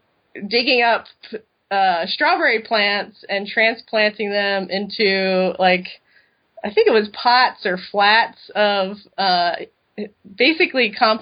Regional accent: East Coast, United States; now in Madison, United States; which I didn't know because I grew up in the East Coast. I knew nothing about the Midwest. So we ended up in Madison, and that was 12 years ago, and we still live there.

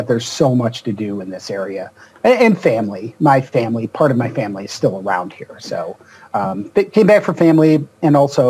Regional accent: Rochester, New York, United States; moved away as an adult; also born or lived in Pittsburgh, Pennsylvania / Buffalo / Chicago / Indiana; I was born in Pittsburgh, Pennsylvania. I grew up in a suburb of Rochester, New York, but I have also lived in Buffalo and New York City Metro and Chicago and Indiana.

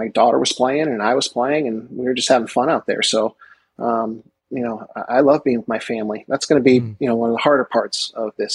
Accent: Westchester, New York, United States; Now I'm from Westchester

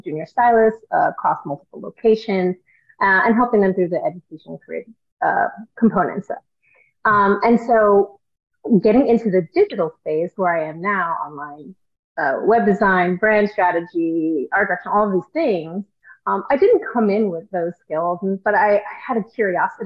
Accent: New York, United States; moved away; I'm originally from New York

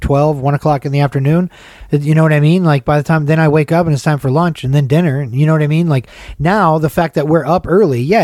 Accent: Atlanta, Georgia, United States; moved away; the neighborhood where I grew up in.

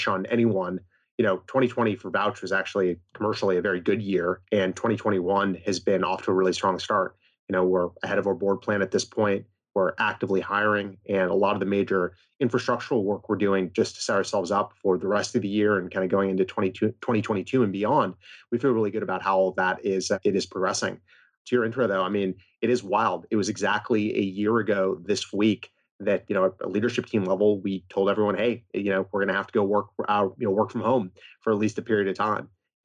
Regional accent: West Coast, United States; I grew up on the West Coast in a reasonably academic family

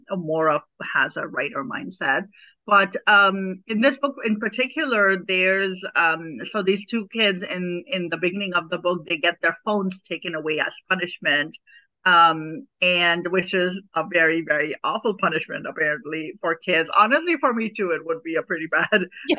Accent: Pakistan; moved away as an adult; now in United States; I'm an immigrant. I'm I'm originally from Pakistan. I came here to the U.S. as an adult. I was um, 22 years old when I when I um, came to this country

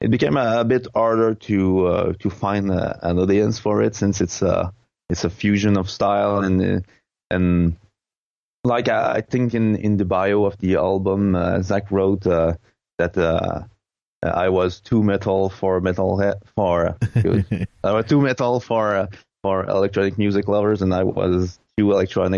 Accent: Quebec, Canada; English is a second language; Quebec, it's starting to have a small synthwave scene. So I guess that gradually it will become more interesting in my hometown

